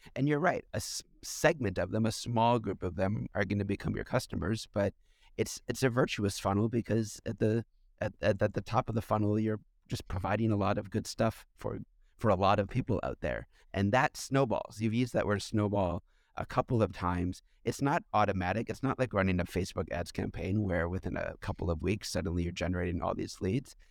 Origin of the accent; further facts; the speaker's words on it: United States; I'm an American